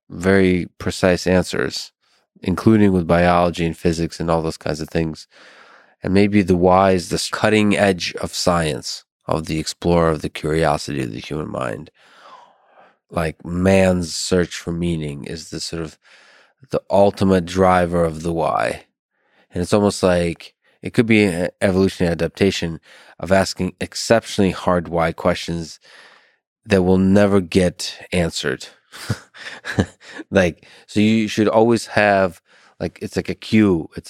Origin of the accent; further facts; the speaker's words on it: Philadelphia, Pennsylvania, United States; I'm from Philadelphia, so